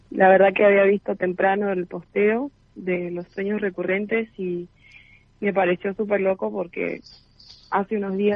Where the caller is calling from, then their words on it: San Juan, Argentina; also born or lived in Entre Ríos; Em, estoy en San Juan, aunque he vivido varios, varios años en Entre Ríos, pero actualmente estoy en San Juan, este, viviendo acá con mi padre.